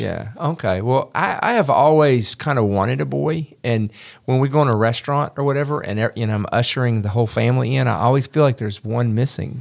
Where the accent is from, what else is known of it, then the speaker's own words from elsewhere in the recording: Memphis, Tennessee, United States; I grew up in Memphis